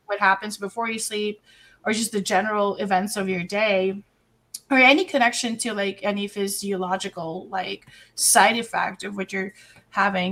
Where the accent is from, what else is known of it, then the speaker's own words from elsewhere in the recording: Philippines; moved away as an adult; also born or lived in Dubai; I'm Filipino